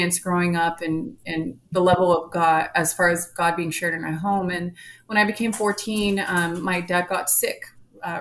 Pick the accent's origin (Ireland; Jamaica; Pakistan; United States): United States; San Antonio, Texas; I grew up here in San Antonio, Texas